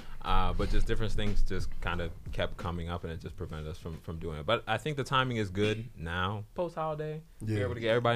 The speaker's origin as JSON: {"language": "English", "town": "Upper Darby", "region": "Pennsylvania", "country": "United States", "tie": "born or raised there", "said": "I grew up in like 69th Street, Upper Darby type of area"}